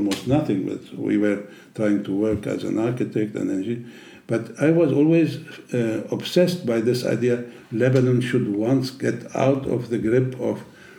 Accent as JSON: {"language": "English", "country": "Germany", "tie": "born or raised there", "second_language": "English", "said": "I was brought up in Europe, in Germany"}